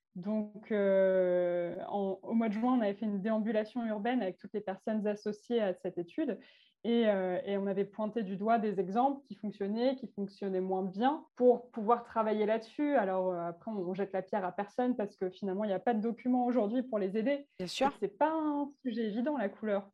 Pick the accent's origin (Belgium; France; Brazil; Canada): France; Calvados, Normandy; also born or lived in Arles; je suis revenue, je suis d'Arles pour revenir dans le Calvados, donc ma patrie.